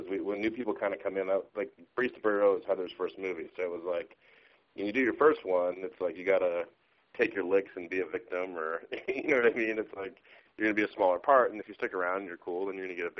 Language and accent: English; Milwaukee, Wisconsin, United States; now in Los Angeles, United States; I'm from Wisconsin originally.